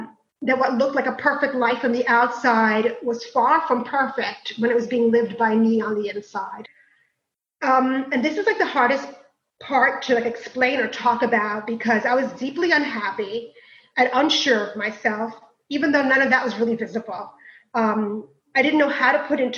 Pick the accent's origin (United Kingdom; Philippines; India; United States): United States; New York City, New York; also born or lived in Queens, New York; East New York, where seven of us lived in a two-bedroom, roach-infested, cold in the winter, hot in the summer, run-down apartment that we were grateful for because it wasn't the projects